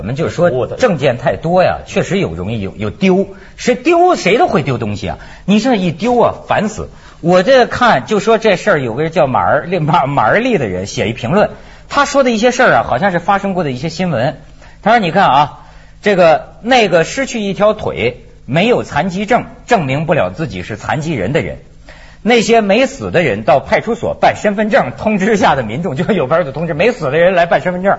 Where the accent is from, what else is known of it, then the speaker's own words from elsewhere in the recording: China; moved away as an adult; now in Hong Kong; 像我们在大陆长大的人